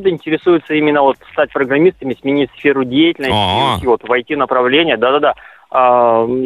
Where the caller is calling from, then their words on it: Vladivostok, Primorsky Krai, Russia; Да, я из Владивостока.